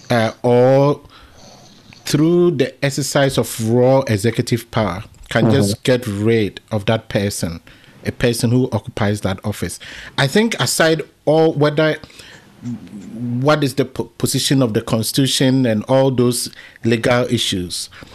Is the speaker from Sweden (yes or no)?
no; Ghana; as a Ghanaian